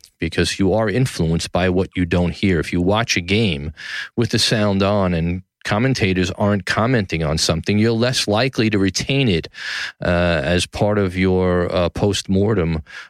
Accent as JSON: {"language": "English", "town": "New York City", "region": "New York", "country": "United States", "tie": "born or raised there", "said": "downtown New York City, my hometown, Tribeca"}